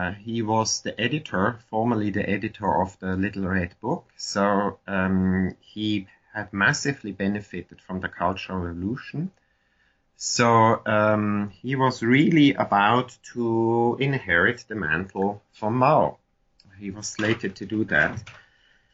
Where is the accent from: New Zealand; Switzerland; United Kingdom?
Switzerland; I grew up in Switzerland in the Cold War with a German mother and an American father